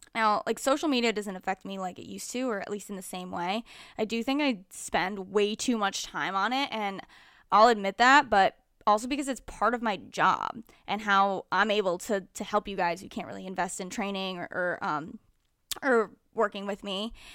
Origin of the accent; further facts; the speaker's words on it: Connecticut, United States; moved away; Connecticut, which is my hometown